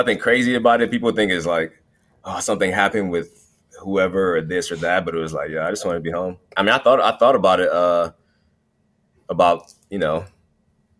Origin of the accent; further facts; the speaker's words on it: Cleveland, Ohio, United States; I grew up in Cleveland